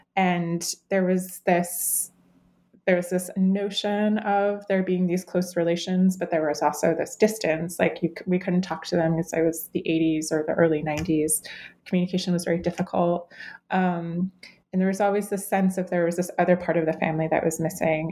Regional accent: Cleveland, Ohio, United States; I grew up in Cleveland, Ohio

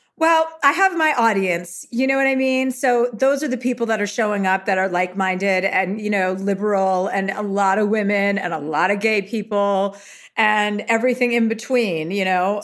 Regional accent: United States; I am American

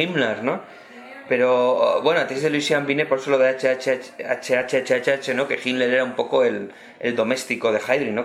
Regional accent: Cantabria, Spain; mi tierra de Cantabria

